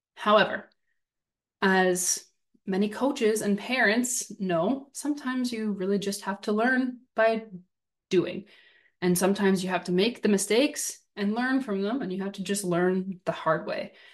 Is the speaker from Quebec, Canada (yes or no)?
no; Southern Ontario, Canada; growing up in Southern Ontario